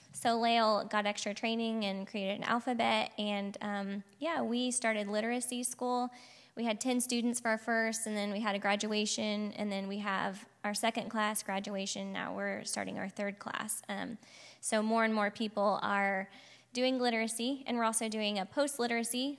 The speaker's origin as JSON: {"language": "English", "town": "Piedmont", "region": "Oklahoma", "country": "United States", "tie": "born or raised there", "moved": "yes", "said": "I grew up in Oklahoma, Piedmont, if anyone knows where that is, um, right outside of Oklahoma City."}